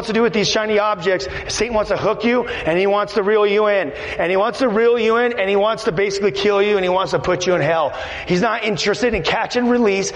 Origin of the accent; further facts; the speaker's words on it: Los Angeles, California, United States; I'm from Los Angeles.